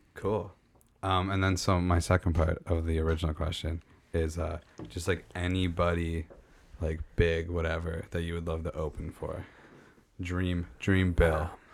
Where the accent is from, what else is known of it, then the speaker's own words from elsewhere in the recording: Meaford, Ontario, Canada; Meaford, like just my hometown